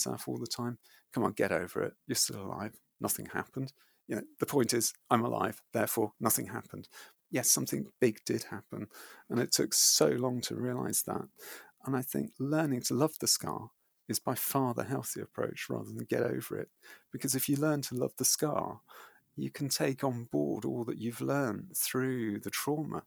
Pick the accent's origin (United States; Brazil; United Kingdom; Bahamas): United Kingdom; I approached them as a British runner navigating trauma